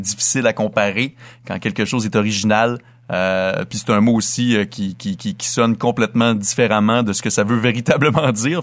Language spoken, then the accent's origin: French; Dolbeau-Mistassini, Quebec, Canada; Je suis originaire de Dolbeau-Mistassini au lac Saint-Jean, donc à 300 km au nord de la ville de Québec